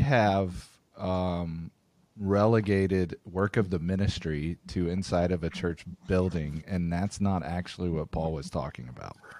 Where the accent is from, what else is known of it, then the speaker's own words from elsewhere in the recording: Tulsa, Oklahoma, United States; I'm from Tulsa